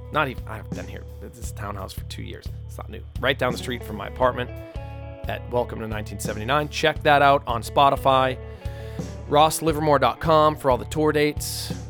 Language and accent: English; New England, United States; I mean, I never really was growing up in New England.